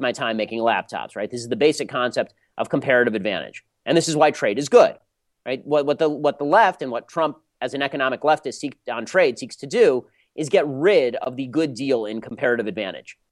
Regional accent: Los Angeles, California, United States; I'm from Los Angeles, literally my entire life. I've lived in L.A. my entire life

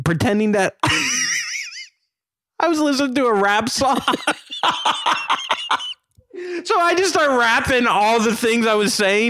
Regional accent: the South, United States; And you know, I'm from the South. She's from the South.

